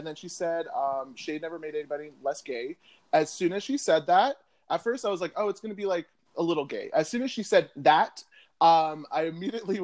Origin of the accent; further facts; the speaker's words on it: Chandler, Arizona, United States; me being a young gay boy growing up in Chandler, Arizona